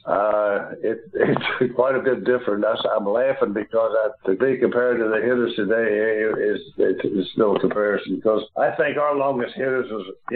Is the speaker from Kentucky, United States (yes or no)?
yes; Louisville, Kentucky, United States; being born and raised in Louisville, which was a couple hundred miles south